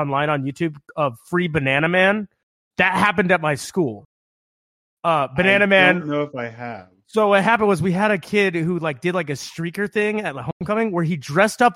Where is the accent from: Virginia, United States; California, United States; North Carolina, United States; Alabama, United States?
Virginia, United States; Woodbridge; moved away as an adult; now in Pacific Northwest, United States; I grew up on the Occoquan River